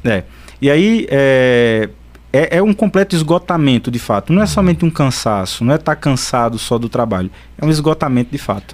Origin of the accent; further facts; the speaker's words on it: São Bento do Una, Pernambuco, Brazil; eu sou de São Bento